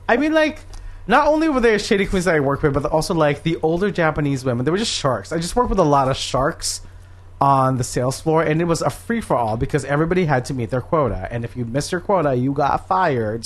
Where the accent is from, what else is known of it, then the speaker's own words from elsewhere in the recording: Philippines; now in United States; I grew up in the Philippines